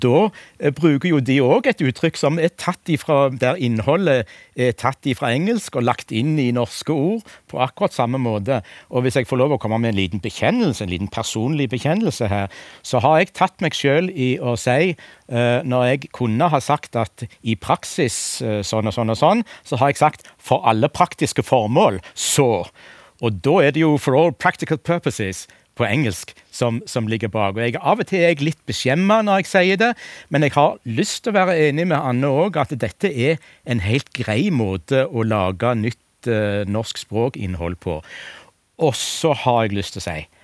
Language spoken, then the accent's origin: Norwegian; Rogaland, Norway; accent: southwestern Norwegian; Jeg kommer fra Rogaland og har en sørvestnorsk dialekt